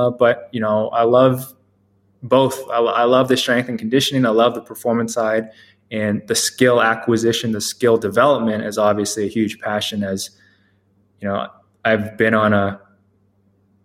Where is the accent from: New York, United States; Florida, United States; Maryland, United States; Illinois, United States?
Maryland, United States; moved away as an adult; also born or lived in Boston; I grew up in the Maryland area, the DMV area